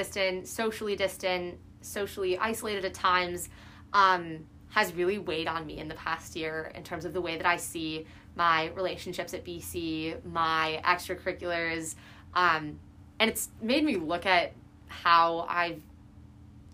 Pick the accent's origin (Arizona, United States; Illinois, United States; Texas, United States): Illinois, United States; Chicago; moved away as an adult; now in Boston, United States; I'm from the Midwest, and Chicago specifically, our winters are very brutal.